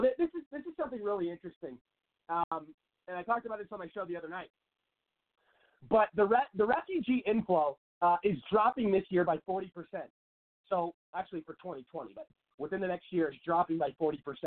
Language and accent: English; Seattle, Washington, United States; moved away as an adult; now in Phoenix, United States; I grew up in Seattle.